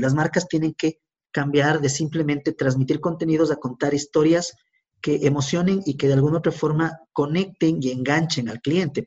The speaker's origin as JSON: {"language": "Spanish", "town": "Quito", "region": "Pichincha", "country": "Ecuador", "said": "soy un ecuatoriano de 40 años, eh, quiteño"}